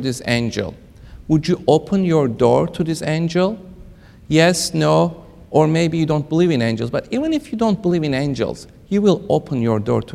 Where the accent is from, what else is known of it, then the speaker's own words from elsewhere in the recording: Kentucky, United States; I am from Kentucky